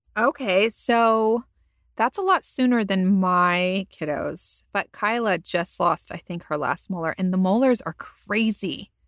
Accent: California, United States; now in Texas, United States; I was a Californian

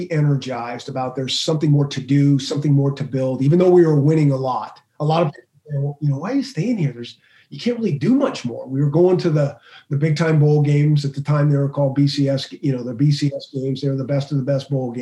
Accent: the West, United States; moved away; I grew up on the West in the Pac-12

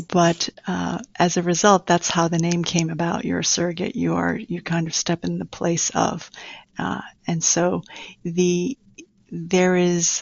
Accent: New York City, New York, United States; also born or lived in Taiwan; I grew up in Queens all my life.

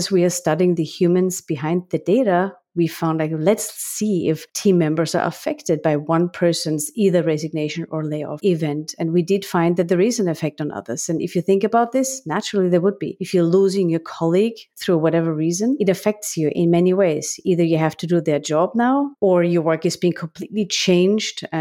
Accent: Graz, Styria, Austria; English is a second language; now in United States; I'm from a beautiful city of Graz, which is the same city as Arnold Schwarzenegger.

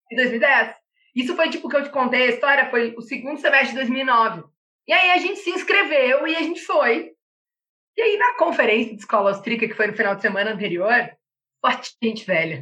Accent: Panambi, Rio Grande do Sul, Brazil; moved away as an adult; also born or lived in Santa Maria / Viçosa; Eu nasci em Rio Grande extremo sul. E aí, com cinco anos, eu fui pra Panambi, a cidade das máquinas

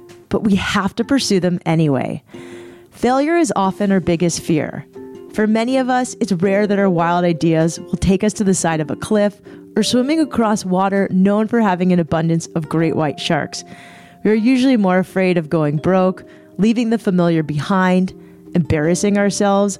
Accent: Cardiff by the Sea, California, United States; I grew up in San Diego in this small little beach town called Cardiff by the Sea

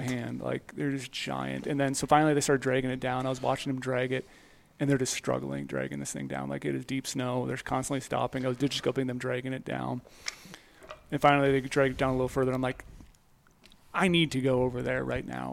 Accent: Midwest, United States; I grew up in the Midwest

